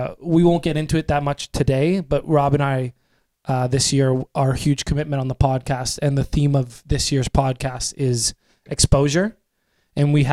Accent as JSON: {"language": "English", "town": "Toronto", "region": "Ontario", "country": "Canada", "said": "I'm from Leaside"}